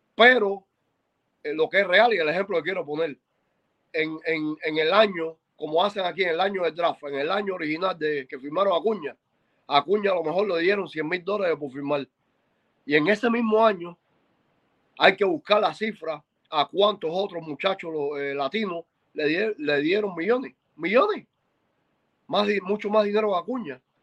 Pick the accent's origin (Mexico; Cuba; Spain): Cuba; moved away; yo soy cubano